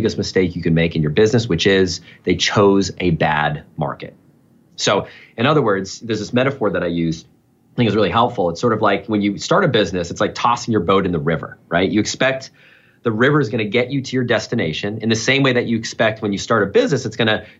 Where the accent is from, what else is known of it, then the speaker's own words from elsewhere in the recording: New Hampshire, United States; There's a French connection. I've got a French-Canadian family. I grew up in New Hampshire, a little over the border.